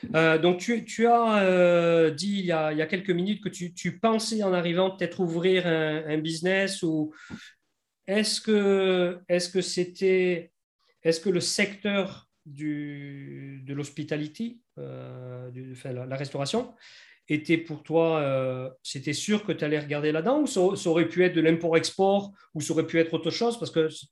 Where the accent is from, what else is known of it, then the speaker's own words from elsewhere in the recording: France; accent: French; moved away as an adult; now in New Zealand; l'accent français, je l'ai tout de suite. Tu, tu, presque, tu me vois, tu sais que je suis français